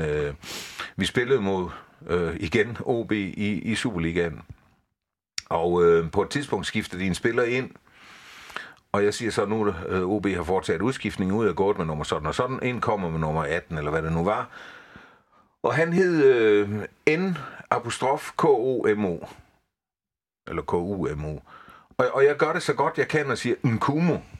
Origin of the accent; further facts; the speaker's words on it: Haderslev, Southern Denmark, Denmark; moved away as an adult; jeg er vokset op i Haderslø i sin tid